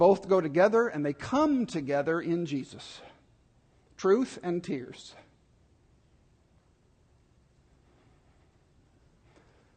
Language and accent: English; Dallas, Texas, United States; I grew up in Dallas